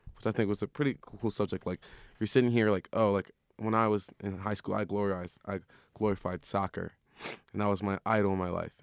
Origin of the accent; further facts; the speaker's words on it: Maryland, United States; now in Phoenix, United States; I'm from Maryland.